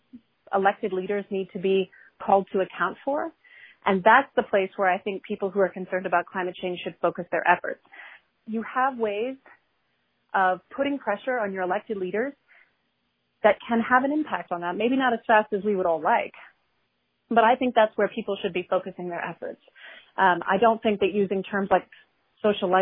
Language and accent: English; New Orleans, Louisiana, United States; I'm originally from the New Orleans area